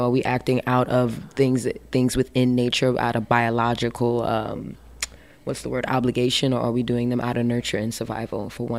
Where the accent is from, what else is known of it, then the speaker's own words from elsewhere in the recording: New York City, New York, United States; I'm born and raised from Brooklyn. Also from Brownsville